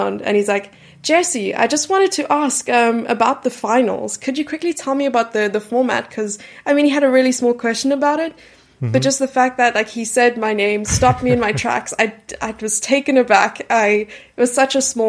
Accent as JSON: {"language": "English", "town": "Gqeberha", "region": "Eastern Cape", "country": "South Africa", "tie": "born or raised there", "said": "I grew up in a city named Port Elizabeth, which is now renamed to Gqeberha"}